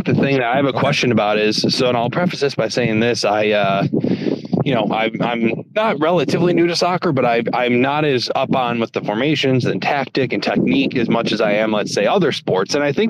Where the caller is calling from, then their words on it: Detroit, Michigan, United States; I am actually calling from the great state of Michigan, so Metro Detroit area.